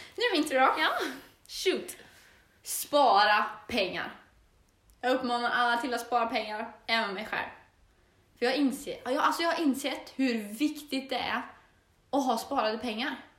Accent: Torsby, Värmland, Sweden; moved away as an adult; now in Östersund, Sweden; jag är född och uppväxt i Torsby.

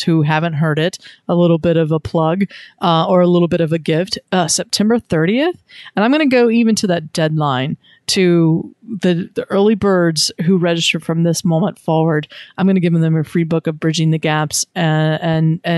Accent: Wilmington, North Carolina, United States; my hometown, Wilmington, North Carolina

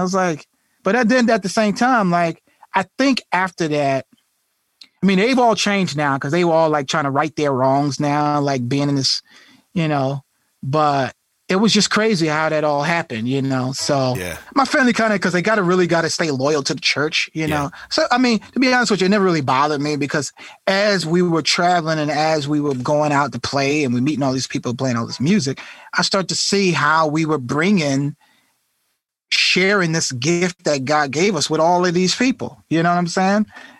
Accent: Irvington, New Jersey, United States; Like I grew up in Irvington in Newark, New Jersey, man.

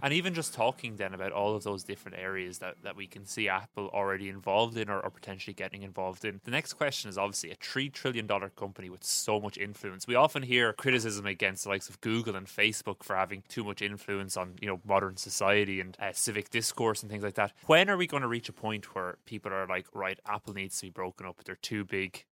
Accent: Ireland; As an Irish person

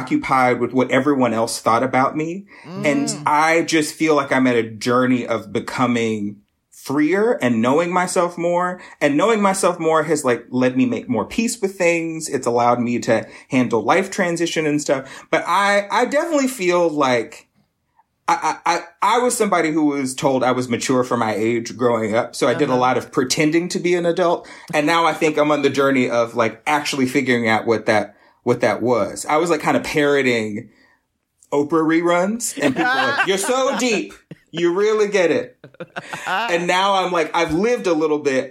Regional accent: Lexington, South Carolina, United States; moved away as an adult; also born or lived in Greenville, South Carolina / Chicago; now in Detroit, United States; I'm originally from South Carolina. So I was... born and raised in sort of the Midlands, Lexington

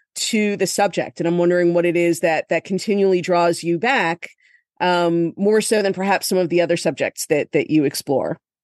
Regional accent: Florida, United States; now in Jersey City, United States; I am from Florida

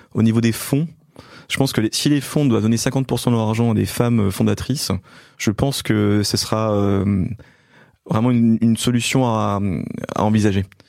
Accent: Belfort, Bourgogne-Franche-Comté, France; born or raised there

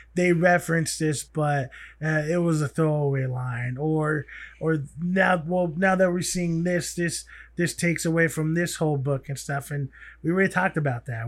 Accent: United States; being native, being an American

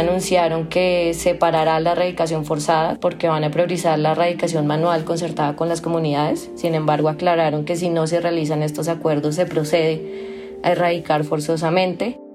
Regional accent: Colombia; Yo como ciudadana colombiana

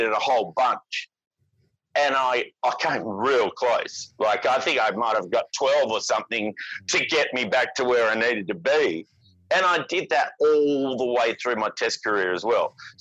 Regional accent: Perth, Western Australia, Australia; moved away as an adult; also born or lived in Sydney; I came to Sydney from Perth. I was 25 years old

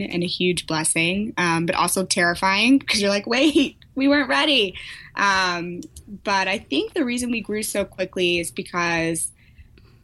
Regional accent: St. Louis, Missouri, United States; moved away as an adult; also born or lived in Silicon Valley; now in San Francisco, United States; I'm from St. Louis, born and raised, went to undergrad there at WashU

